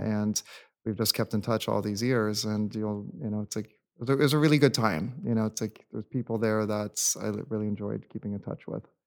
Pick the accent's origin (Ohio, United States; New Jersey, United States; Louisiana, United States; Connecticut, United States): Connecticut, United States; New England; first language English; moved away as an adult; also born or lived in Indiana / Washington, D.C. / San Francisco; now in Los Angeles, United States; I grew up, um, back east in New England and Connecticut